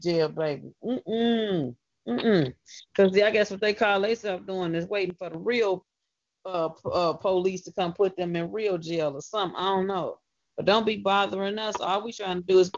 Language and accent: English; Chicago, Illinois, United States; I'm from the West Side of Chicago